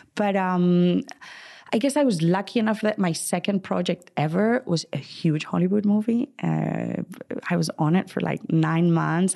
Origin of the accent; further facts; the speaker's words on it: Madrid, Community of Madrid, Spain; moved away as an adult; now in United States; growing up in Spain